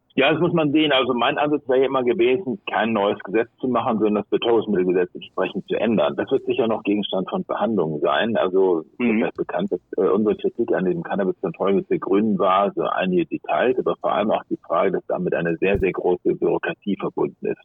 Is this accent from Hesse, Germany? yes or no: no; Hamburg, Germany; in meinem Heimatland Hamburg